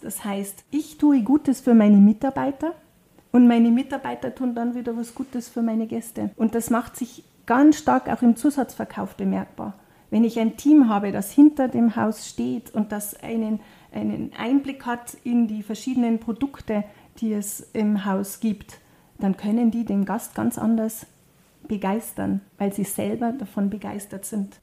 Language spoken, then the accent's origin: German; South Tyrol, Trentino-Alto Adige, Italy; bei uns in Südtirol